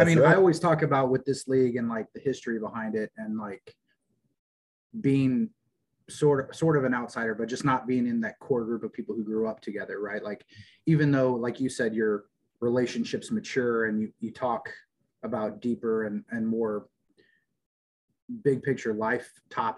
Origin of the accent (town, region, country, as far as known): Kansas, United States; moved away